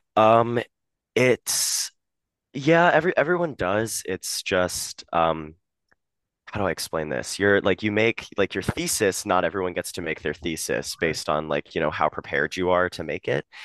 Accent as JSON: {"language": "English", "town": "Harrisburg", "region": "Pennsylvania", "country": "United States", "moved": "as an adult", "lives_now": "New York, United States", "said": "I'm from Harrisburg, Pennsylvania"}